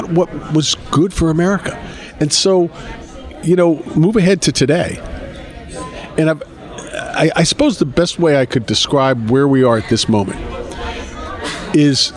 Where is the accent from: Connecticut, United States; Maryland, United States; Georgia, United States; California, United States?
Maryland, United States; Chevy Chase; now in Massachusetts, United States; I'm actually originally from Chevy Chase, Maryland, where I'm from.